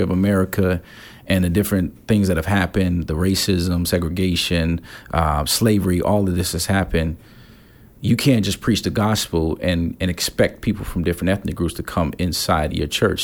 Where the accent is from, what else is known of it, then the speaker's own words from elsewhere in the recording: Gary, Indiana, United States; now in Chicago, United States; I grew up in Gary, Indiana, right outside of Chicago.